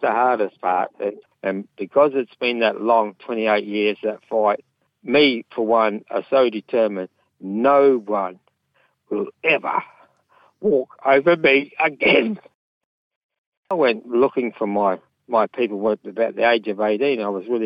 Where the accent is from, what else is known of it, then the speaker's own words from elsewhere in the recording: Southern Flinders Ranges, South Australia, Australia; I belong to the Nukunu people. We're the snake people. We're from the Southern Flinders Ranges.